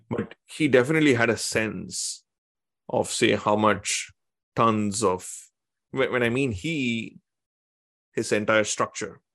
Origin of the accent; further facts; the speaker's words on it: Tamil Nadu, India; I come from Tamil Nadu